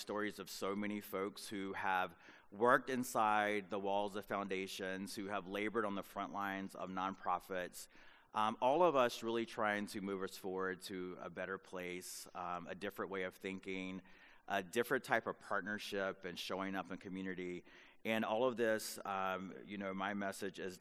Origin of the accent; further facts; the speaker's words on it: North Carolina, United States; where I grew up in North Carolina as a young boy